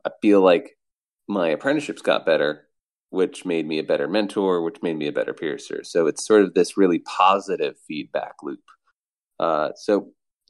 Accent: Ann Arbor, Michigan, United States; also born or lived in Providence, Rhode Island; I'm from Ann Arbor, Michigan

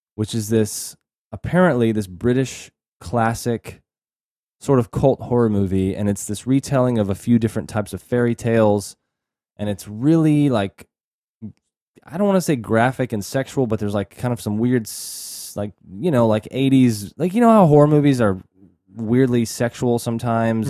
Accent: Texas, United States; we're from Texas

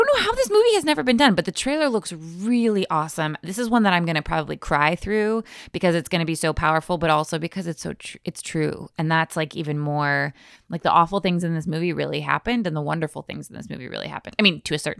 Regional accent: Virginia, United States; I grew up in Virginia

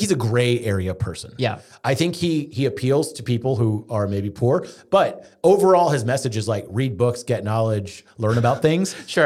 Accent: Houston, Texas, United States; growing up in Houston, we had a lot of Zoroastrian family

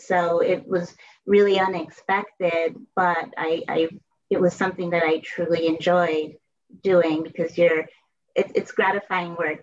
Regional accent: Bridgeport, Connecticut, United States; I grew up in Bridgeport, Connecticut

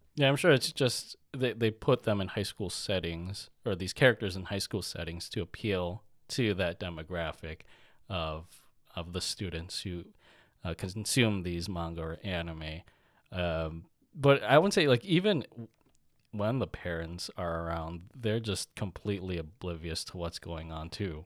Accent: United States; growing up in America, in our school systems, our lunches were shit

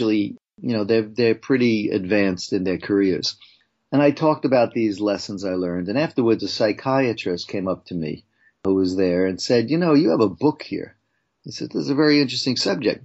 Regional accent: Long Island, New York, United States; accent: a bit of New York; moved away as an adult; also born or lived in Brooklyn, New York / Ghana; now in Los Angeles, United States; I left Brooklyn when I was 9 years old and moved to Long Island, or Long Island, as we say. And I went to high school there and junior high school.

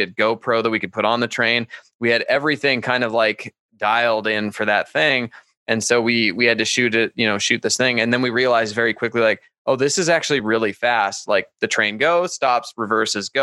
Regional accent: Calgary, Alberta, Canada; now in Las Vegas, United States; I'm from Canada.

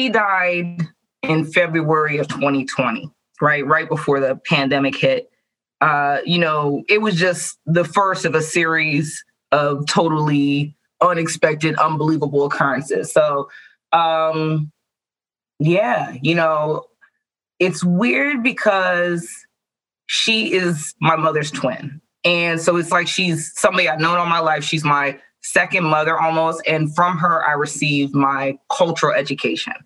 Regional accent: Pittsburgh, Pennsylvania, United States; I'm from Pittsburgh, Pennsylvania.

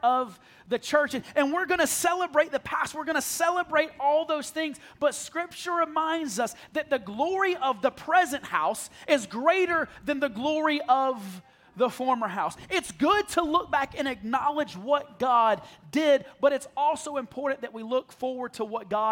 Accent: South Carolina, United States; I grew up in the middle of nowhere, South Carolina

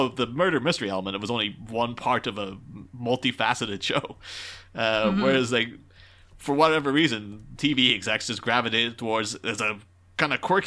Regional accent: Ireland; growing up in Ireland and then getting English television

